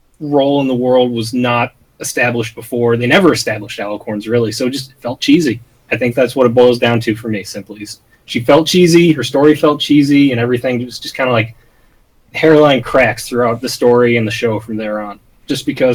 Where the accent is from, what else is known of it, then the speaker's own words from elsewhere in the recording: United States; I am American